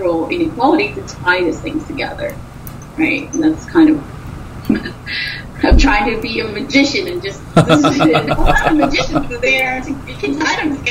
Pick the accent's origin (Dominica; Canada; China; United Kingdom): Dominica; moved away; I was born in Dominica